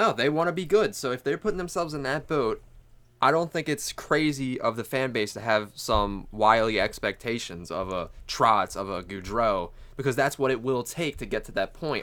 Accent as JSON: {"language": "English", "area": "Delaware County", "region": "Pennsylvania", "country": "United States", "said": "we're from Delco"}